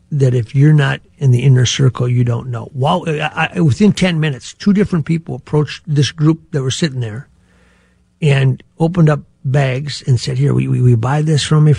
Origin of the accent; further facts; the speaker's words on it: Gaylord, Minnesota, United States; I grew up in Gaylord